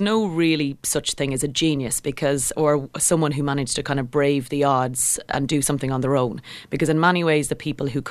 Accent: Kildare, County Kildare, Ireland; I grew up in just outside of Kildare town

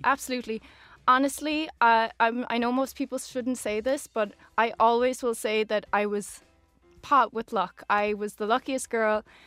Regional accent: Oranmore, Connacht, Ireland; moved away as an adult; now in New York, United States; I'm born and raised in Galway, in Oranmore.

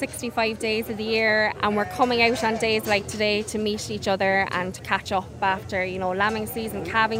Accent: Cork, Munster, Ireland; I'm from Cork.

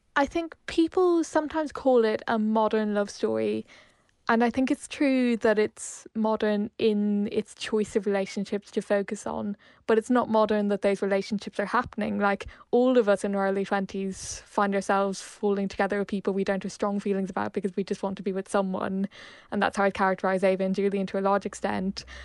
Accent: Ireland; also born or lived in Hong Kong; as an Irish person

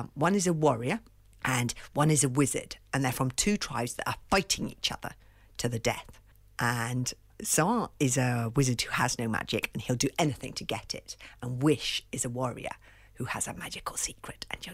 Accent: London, United Kingdom; I grew up in London in a house without a garden

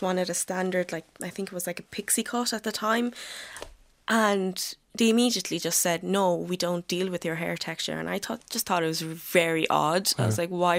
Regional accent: Galway, Connacht, Ireland; I'm from Galway

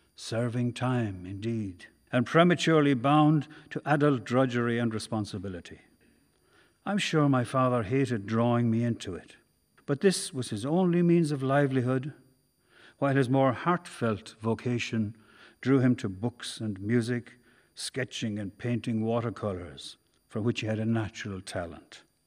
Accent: Carrick-on-Suir, Tipperary, Ireland; I was growing up in Carrickonshoor

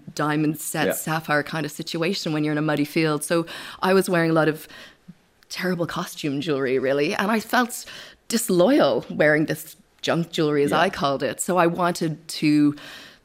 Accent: Victoria, British Columbia, Canada; also born or lived in Vancouver; now in Ireland; We moved from Vancouver to Victoria, and we grew up there

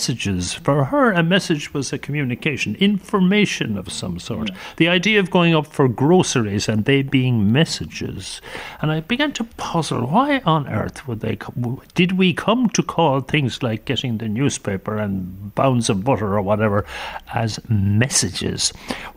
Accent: Limerick, Munster, Ireland; I grew up in Limerick, and in Limerick we had messenger boys

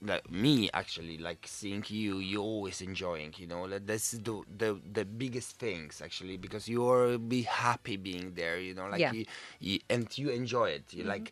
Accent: Poland; I'm from Poland.

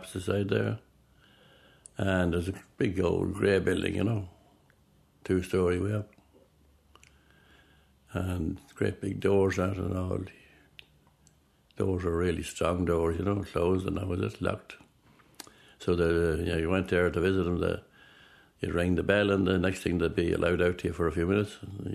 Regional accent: Inishmore, Butlersbridge, County Cavan, Ireland; also born or lived in Armard, County Cavan; now in Loughlinstown, County Dublin, Ireland; I was born in Inishmore. Inishmore, that's Buttersbridge, Inishmore, Buttersbridge, County Cavan. We moved then up to a place called Armard

